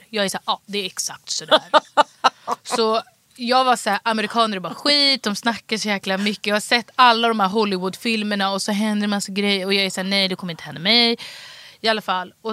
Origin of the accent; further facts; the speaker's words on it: Stockholm, Stockholm County, Sweden; Vällingby. Så de var så här, Bra skola, bra utbildning. Det var det enda